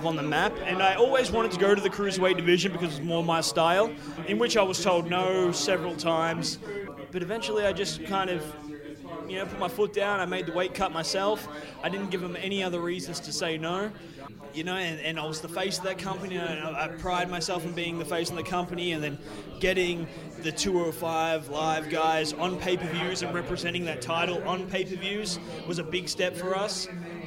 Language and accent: English; Melbourne, Victoria, Australia; my hometown of Melbourne, Australia